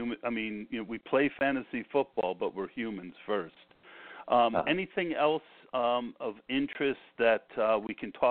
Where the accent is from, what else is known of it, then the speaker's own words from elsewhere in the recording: New York area, United States; I am from the New York area